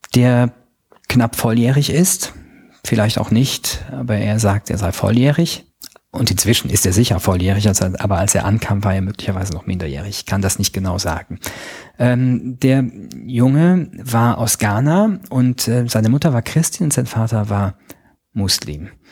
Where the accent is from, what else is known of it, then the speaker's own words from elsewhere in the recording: Luxembourg; Ich bin äh, Luxemburger Staatsbürger